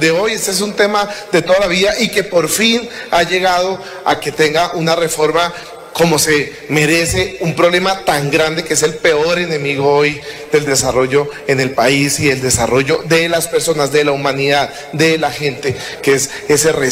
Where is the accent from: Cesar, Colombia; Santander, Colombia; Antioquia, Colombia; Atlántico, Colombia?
Santander, Colombia; Barrancabermeja; especialmente los de mi tierra, Barranca Bermeja, el Magdalena Medio